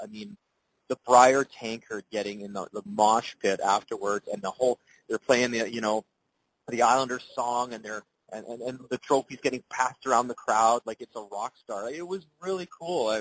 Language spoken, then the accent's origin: English; Alberta, Canada; moved away; I grew up a pretty big curling fan slash curler when I grew up in Alberta, and I got to play junior and some Super League in Edmonton